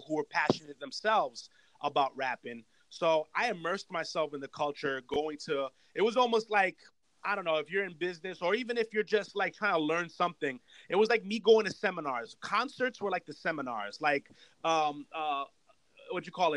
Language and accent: English; Yonkers, New York, United States; also born or lived in Brooklyn, New York; I was born in Brooklyn and then I was raised in Yonkers